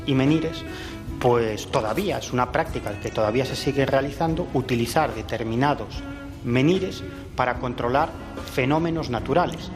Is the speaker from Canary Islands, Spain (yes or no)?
no; Galicia, Spain; mi tierra, en Galicia